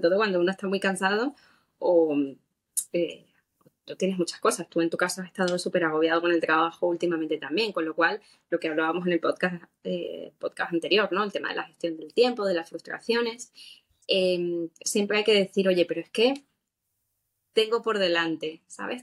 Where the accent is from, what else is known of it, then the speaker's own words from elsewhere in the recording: Seville, Andalusia, Spain; yo me crié en Sevilla y fue como que estoy corriendo en mi ciudad